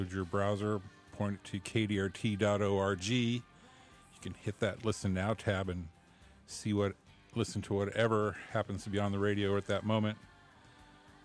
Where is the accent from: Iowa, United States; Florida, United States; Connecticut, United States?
Iowa, United States; Des Moines; now in Davis, United States; I grew up in Iowa, and people that don't know, I'm from Des Moines.